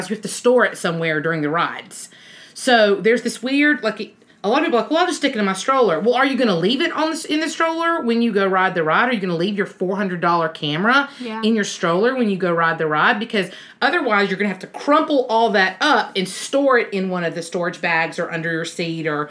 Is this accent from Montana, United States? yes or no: no; Alabama, United States; We're from Alabama